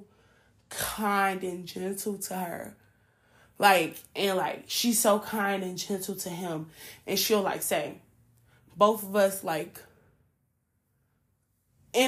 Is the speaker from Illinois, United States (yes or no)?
yes; Chicago, Illinois, United States; I'm a city girl. Like, I'm from Chicago. But my whole family's from the South